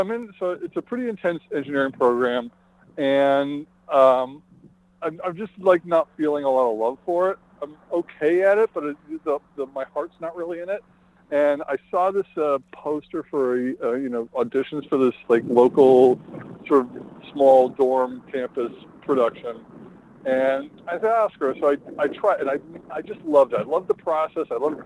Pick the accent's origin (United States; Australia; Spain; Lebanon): Australia; Melbourne, Victoria; I grew up in Melbourne, so we spent the bulk of our time in Melbourne